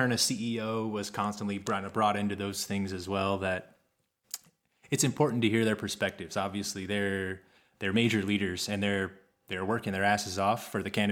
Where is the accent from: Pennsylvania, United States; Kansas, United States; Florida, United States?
Kansas, United States; moved away; I grew up in Kansas